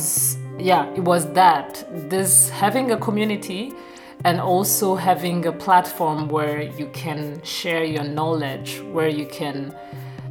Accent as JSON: {"language": "English", "country": "Burundi", "moved": "yes", "lives_now": "Germany", "said": "I'm from Burundi"}